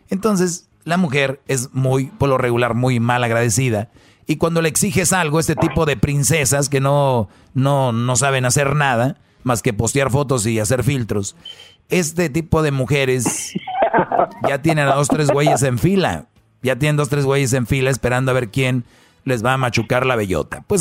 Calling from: Beachwood, New Jersey, United States; Ah, le estoy llamando de Beachwood, New Jersey.

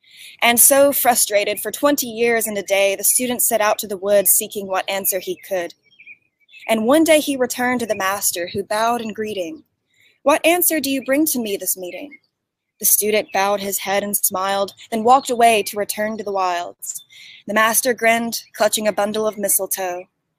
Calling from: East Tennessee, United States; I'm calling in from East Tennessee, United States.

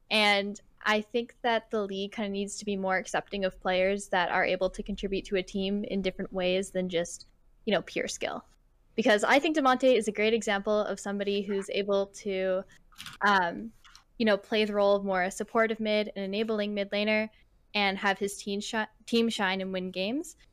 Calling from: Vancouver, British Columbia, Canada; Uh, Vancouver, Canada.

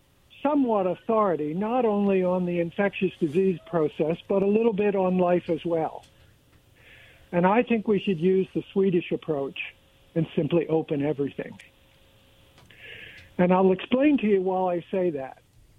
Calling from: Pasco, United States; Yeah, this is … calling from Pasco.

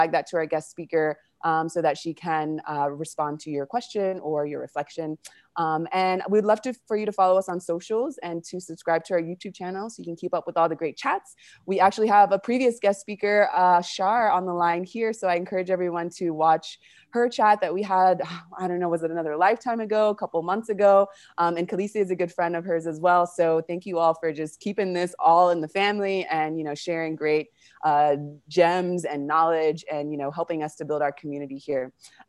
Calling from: Argentina; We're pretty global here, so I'm calling from Argentina.

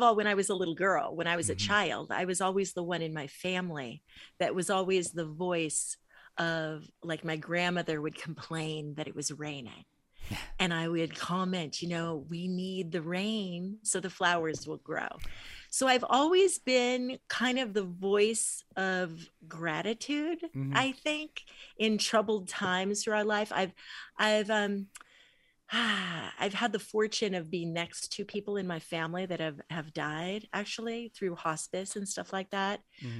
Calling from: California, United States; I'm in Southern California, near LA a little bit.

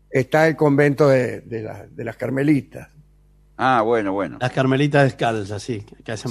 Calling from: Barracas, Buenos Aires, Argentina; de Barracas.

